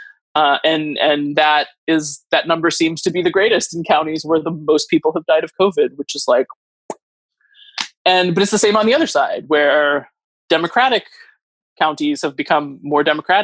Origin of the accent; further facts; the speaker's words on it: Northern Idaho, United States; moved away; where I grew up in Idaho, where Northern Idaho doesn't really want the government to exist